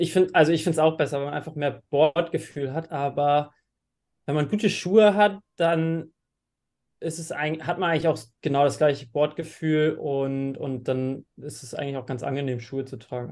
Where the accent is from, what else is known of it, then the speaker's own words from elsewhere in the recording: Flensburg, Schleswig-Holstein, Germany; now in Klitmøller, Denmark; komme gebürtig aus Flensburg ähm, und wohne jetzt mittlerweile in Klittmöller in Dänemark an der Nordwestküste